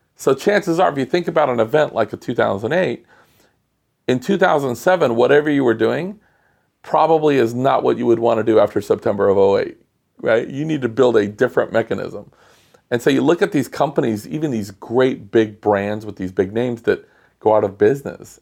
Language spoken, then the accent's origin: English; Los Angeles, California, United States; I'm from Los Angeles, it's so spread out